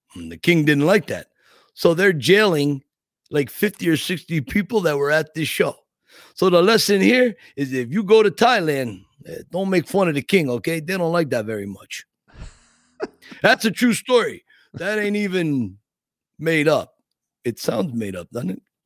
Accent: Scranton, Pennsylvania, United States; Scranton, my hometown

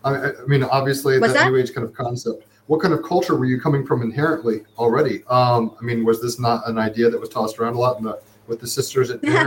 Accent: Summit, New Jersey, United States; I was born in Overlook Hospital in Jersey side of New York, but in Summit, New Jersey.

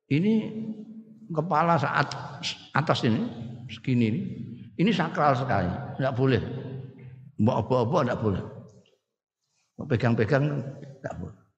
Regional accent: Indonesia; orang Sunda itu bicaranya sudah beda dengan kita orang Jawa sini

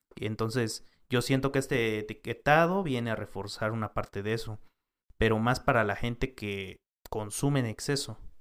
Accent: Mexico; como mexicanos o como país tenemos

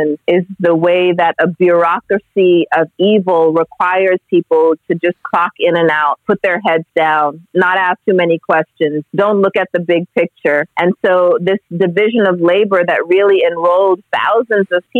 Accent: Los Angeles, California, United States; I grew up partly in Los Angeles, and so in a heavily policed neighborhood

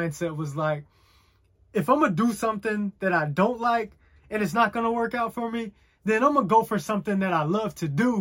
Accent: Chattanooga, Tennessee, United States; moved away; my hometown in Chattanooga.

